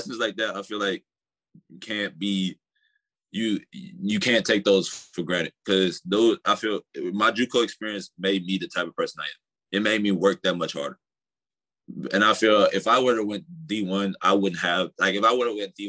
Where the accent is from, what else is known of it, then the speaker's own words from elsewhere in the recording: San Antonio, Texas, United States; moved away as an adult; also born or lived in Kansas; now in Texas, United States; I came from Texas. So San Antonio